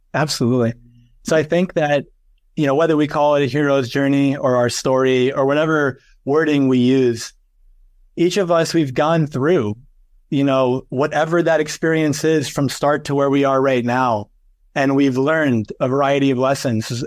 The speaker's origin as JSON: {"language": "English", "region": "New York", "country": "United States", "said": "I'm from New York, and I went to a college in Fordham University in the Bronx"}